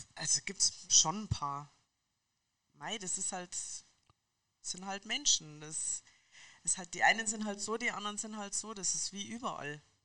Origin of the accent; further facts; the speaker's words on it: Munich, Bavaria, Germany; Ich bin eine Münchnerin